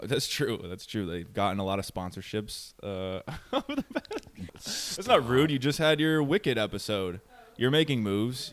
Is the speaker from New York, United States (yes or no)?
yes; New York, United States; I'm from New York